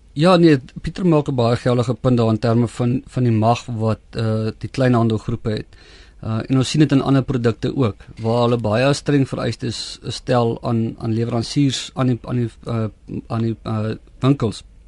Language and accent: Afrikaans; South Africa; ons as Suid-Afrikaners